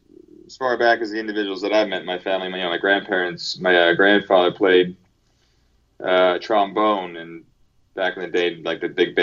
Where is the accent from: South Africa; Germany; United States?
United States; Pennsylvania; moved away; also born or lived in San Pedro, California; I grew up in Pennsylvania. It was about 45 minutes west of Philadelphia.